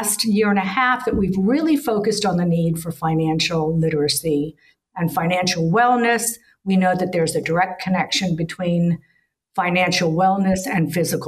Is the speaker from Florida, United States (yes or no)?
yes; Miami, Florida, United States; moved away as an adult; also born or lived in New York / Perth, Australia / Bali / Malaysia; I grew up in Miami, I worked in New York, I went to the Pacific Rim